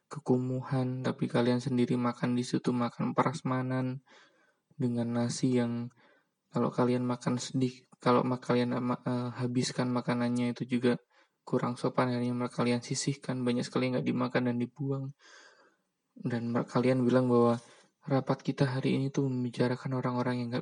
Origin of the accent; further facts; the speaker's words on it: Java, Indonesia; di Jawa misalnya karena karena kenapa Jawa ya karena saya orang Jawa mungkin teman-teman yang dari luar daerah mungkin bisa juga untuk cerita ya jadi nggak bias Jawa